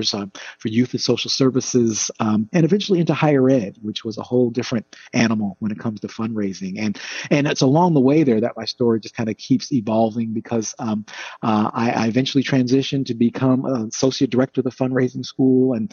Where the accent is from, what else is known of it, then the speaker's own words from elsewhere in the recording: South Orange, New Jersey, United States; I grew up in South Orange, New Jersey, in a very generous religious community